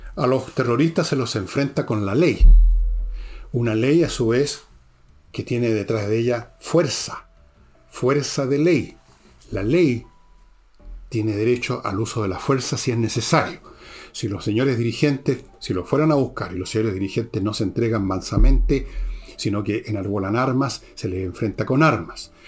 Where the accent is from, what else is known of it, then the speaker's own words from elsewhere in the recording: Chile; yo me siento chileno de origen francés, alemán, italiano y un montón de weas más